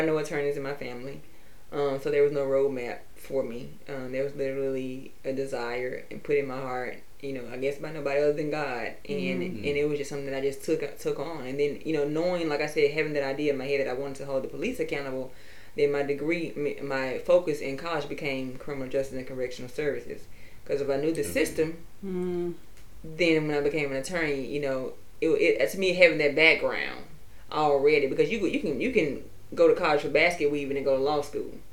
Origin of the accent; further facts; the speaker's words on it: the Mississippi Delta, United States; I'm originally from the Delta.